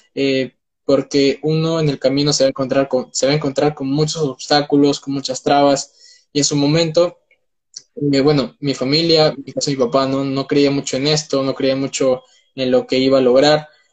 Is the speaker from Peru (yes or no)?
yes; Peru; tengo 19 años, soy de Perú